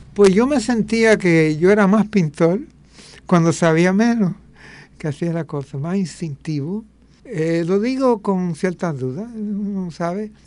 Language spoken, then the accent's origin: Spanish; New York, United States; also born or lived in Puerto Rico; now in Río Mar, Puerto Rico; me crié en Nueva York, eh, eh, para todo el efecto yo tengo una parte jíbara y una parte neoyorquina